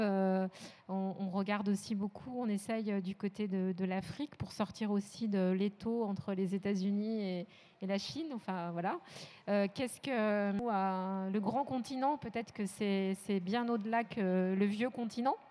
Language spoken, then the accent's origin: French; France; on est français